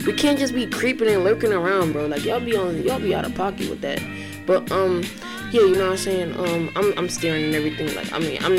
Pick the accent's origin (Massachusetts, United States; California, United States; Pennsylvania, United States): Pennsylvania, United States; Philadelphia; I grew up in North Philly, Strawberry Mansion